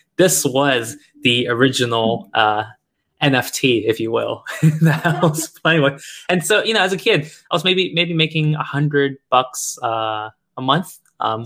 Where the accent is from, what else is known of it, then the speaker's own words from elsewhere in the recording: United States; also born or lived in China; years and years of growing up and living in America